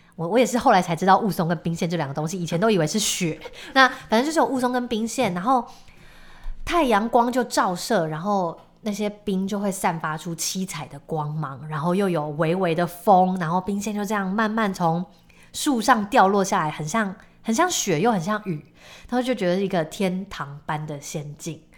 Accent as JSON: {"language": "Chinese", "region": "Tainan", "country": "Taiwan", "also_born_or_lived": "Taipei", "said": "因为我是台南人"}